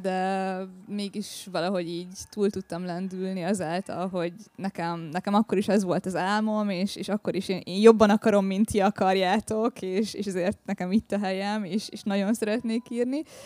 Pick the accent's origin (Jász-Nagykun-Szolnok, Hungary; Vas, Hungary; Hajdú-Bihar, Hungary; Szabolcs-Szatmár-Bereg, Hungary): Hajdú-Bihar, Hungary; Debrecen; moved away as an adult; also born or lived in Upper Tisza region village / Great Hungarian Plain; now in Budapest, Hungary; Debrecenben volt az én gyerekkoromnak, meg kamaszkoromnak a nagy része